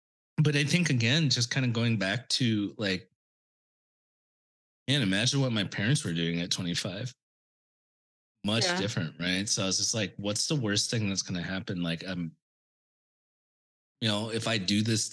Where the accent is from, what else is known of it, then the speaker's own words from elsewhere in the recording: Longview, Washington, United States; moved away as an adult; also born or lived in Seattle / New York City / Europe; now in Santa Monica, United States; I spent my entire life in Washington State, like growing up in Longview and, you know, where I went to school in Seattle